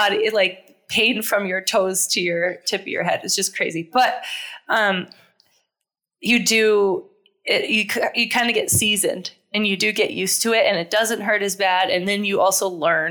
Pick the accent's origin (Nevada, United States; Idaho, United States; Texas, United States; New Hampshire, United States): New Hampshire, United States; I'm from New Hampshire originally